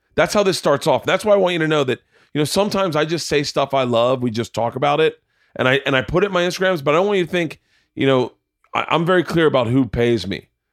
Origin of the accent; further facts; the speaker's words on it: Florida, United States; I grew up in Florida